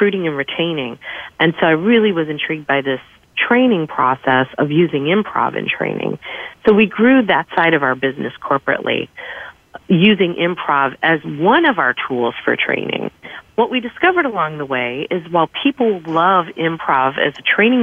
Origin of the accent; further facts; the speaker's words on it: Chicago, Illinois, United States; moved away as an adult; now in Myrtle Beach, United States; I am originally from Chicago, which is home of improv, and I moved to Myrtle Beach for a job.